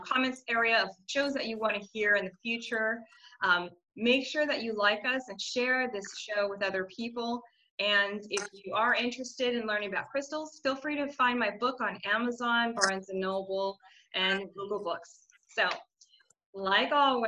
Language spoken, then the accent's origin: English; United States; as an American and traveling to 10 countries